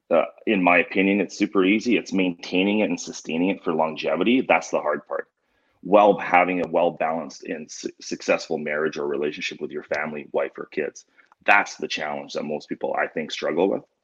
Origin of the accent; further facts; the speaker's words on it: Canada; growing up in Canada.